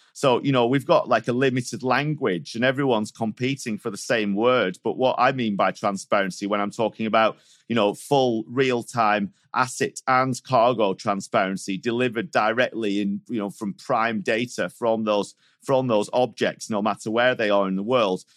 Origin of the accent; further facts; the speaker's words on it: Manchester, North West England, United Kingdom; now in Switzerland; I was, uh, brought up in Manchester. I moved to Switzerland in two thousand and two